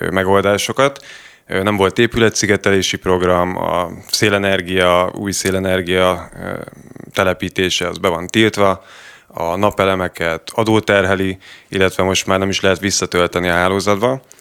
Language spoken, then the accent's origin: Hungarian; Tata, Komárom-Esztergom, Hungary; Tatai vagyok egyébként, és aktívan részt vettem az ügyben, igen.